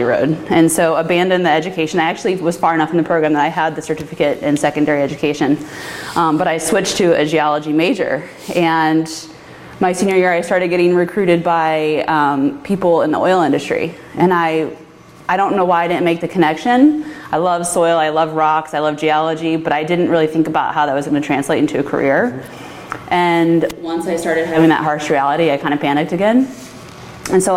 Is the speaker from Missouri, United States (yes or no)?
yes; St. Louis, Missouri, United States; moved away as an adult; now in Oregon, United States; I'm from St. Louis, Missouri